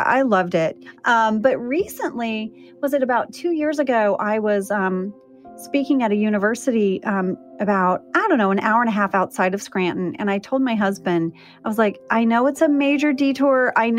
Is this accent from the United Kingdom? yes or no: no; Jakarta, Indonesia; So I grew up overseas. I grew up in Jakarta, Indonesia. My dad was a drilling engineer.